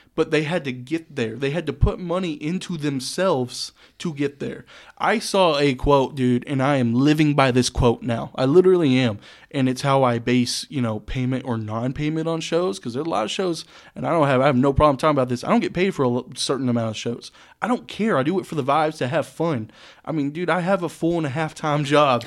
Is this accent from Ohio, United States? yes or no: no; Saginaw, Texas, United States; also born or lived in Boyd, Texas; I grew up in Saginaw and then moved out to fucking Boyd pretty much, man, middle of nowhere